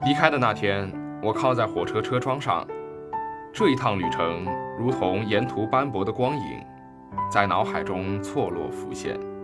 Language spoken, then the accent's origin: Chinese; southern China, China; 我从小在南方长大，南方没有麦地，只有稻田